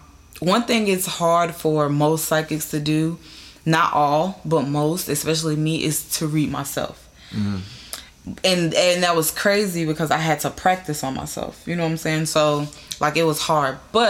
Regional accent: North Carolina, United States; moved away as an adult; now in California, United States; I'm originally from North and South Carolina. I was born in South Carolina, raised in North Carolina

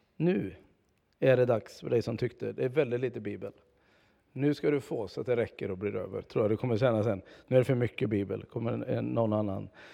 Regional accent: Tibro, Västra Götaland, Sweden; moved away; Det här är i alla fall den församling där jag är uppvuxen, eller jag var barn här

